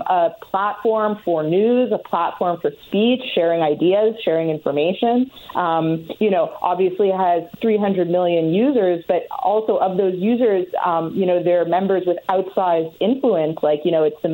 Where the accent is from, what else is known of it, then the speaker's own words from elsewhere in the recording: Canada; I'm Canadian